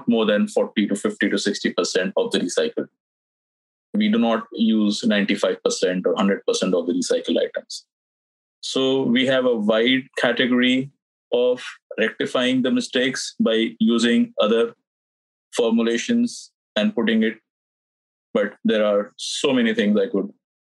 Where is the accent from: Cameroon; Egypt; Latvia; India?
India; moved away as an adult; also born or lived in Dubai; now in United States; I'm not born in the United States. I'm from India. I'm born there